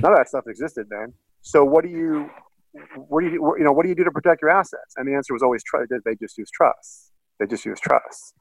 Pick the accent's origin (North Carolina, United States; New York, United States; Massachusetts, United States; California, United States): Massachusetts, United States; Boston; now in Chicago, United States; my hometown being Boston, not Chicago